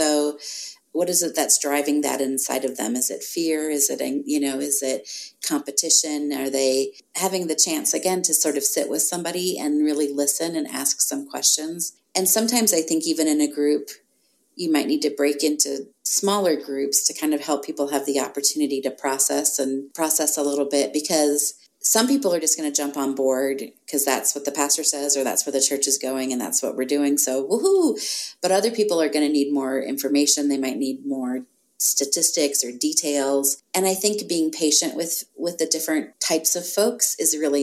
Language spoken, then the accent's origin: English; United States; as an American